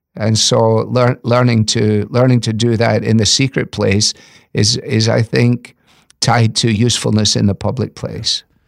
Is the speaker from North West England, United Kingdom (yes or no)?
no; Scotland, United Kingdom; moved away; as a Scottish boy